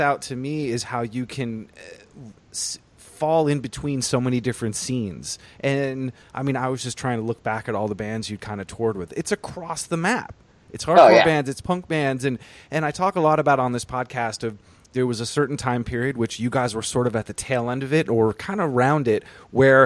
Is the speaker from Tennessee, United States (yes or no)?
no; Vermont, United States; now in New York City, United States; I grew up in Vermont.